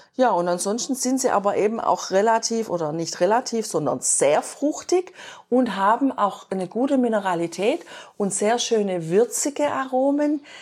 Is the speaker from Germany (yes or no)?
yes; Germany; bei uns in Deutschland